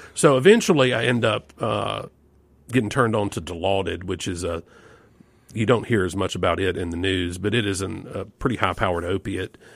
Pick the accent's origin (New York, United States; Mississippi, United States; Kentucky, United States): Mississippi, United States; Yazoo City; growing up in Yazoo City.